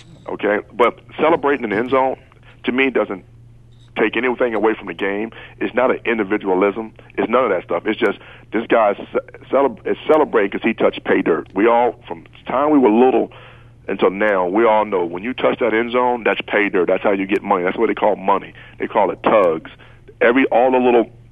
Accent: Virginia, United States; when we were growing up in Virginia area

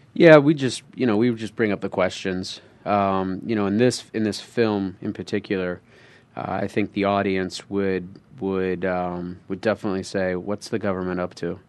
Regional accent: Phoenix, Arizona, United States; I'm from Phoenix

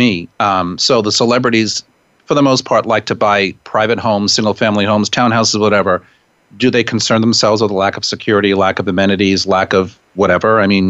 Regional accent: Westchester, New York, United States; I grew up in Westchester in the suburbs here.

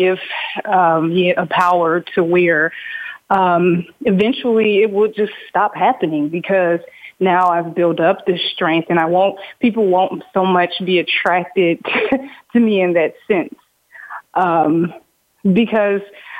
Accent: Indiana, United States; I'm actually from Indiana

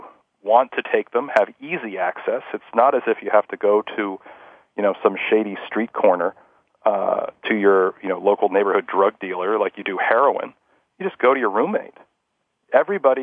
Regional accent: Scarsdale, New York, United States; I grew up in Scarsdale, New York

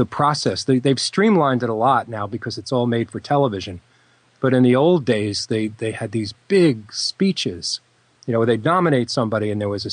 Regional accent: United States; I was from America

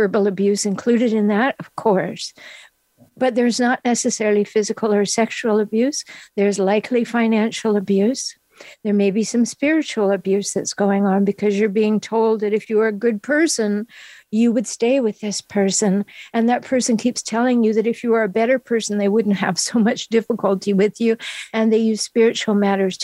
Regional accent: Vancouver Island, British Columbia, Canada; moved away as an adult; now in San Diego, United States; I'm from Canada. So I moved after my children were grown. I moved to San Diego.

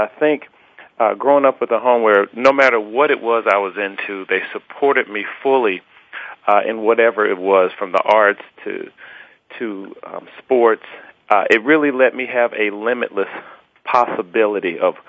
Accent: Atlanta, Georgia, United States; Well, yeah, I'm a true Southern gent, and I'm blessed to say that I grew up with, you know, a fantastic mother and father in the home who reared me

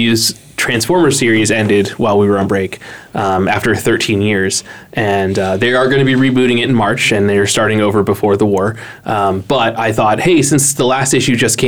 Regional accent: Massachusetts, United States; growing up in Massachusetts

